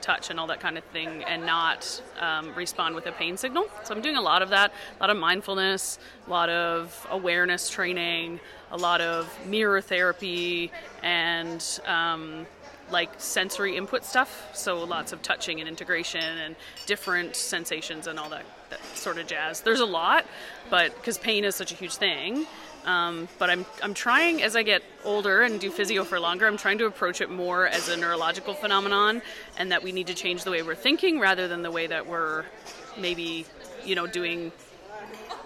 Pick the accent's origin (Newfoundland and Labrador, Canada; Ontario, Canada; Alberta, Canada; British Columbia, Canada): Newfoundland and Labrador, Canada; now in Kelowna, Canada; I live in Kelowna, BC. I'm from Newfoundland